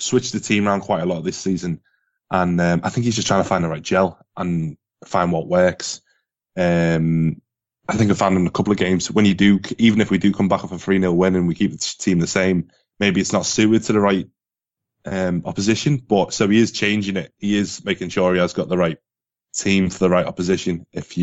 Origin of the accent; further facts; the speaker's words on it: Merseyside, North West England, United Kingdom; I'm from Merseyside